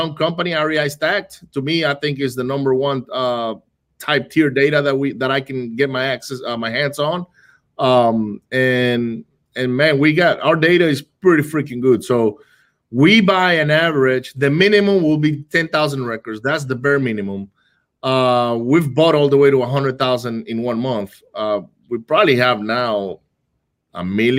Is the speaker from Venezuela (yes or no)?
yes; Venezuela; moved away; I grew up in Venezuela, right? I grew up in Venezuela